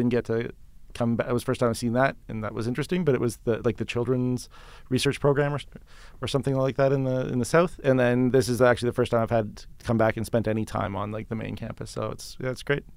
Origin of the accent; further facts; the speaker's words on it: just outside of Toronto, Ontario, Canada; moved away as an adult; also born or lived in London, Ontario; now in Calgary, Canada; I was born in Ontario and then just outside of Toronto